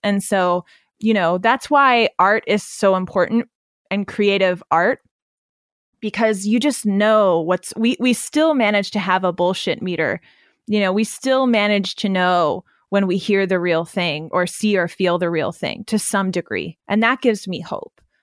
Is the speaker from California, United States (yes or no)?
no; Pennsylvania, United States; I grew up in Amish country in the middle of Pennsylvania